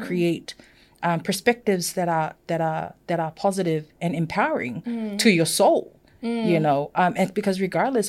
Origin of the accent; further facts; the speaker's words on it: Samoa; first language Samoan; English is a second language; moved away; I was born and raised in Samoa.